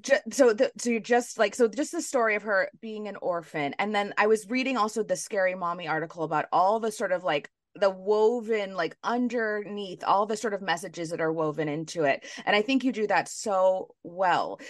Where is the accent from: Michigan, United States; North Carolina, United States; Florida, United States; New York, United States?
New York, United States; New York City; I was born and raised in New York City